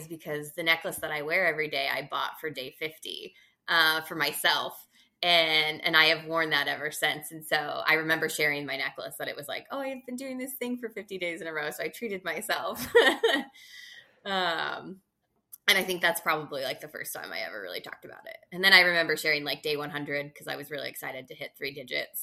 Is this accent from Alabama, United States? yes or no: no; California, United States; growing up in California